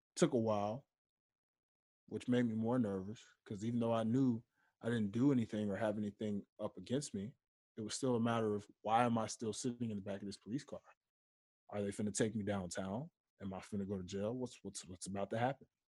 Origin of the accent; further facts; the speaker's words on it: Memphis, Tennessee, United States; moved away; back home in my hometown of Memphis, Tennessee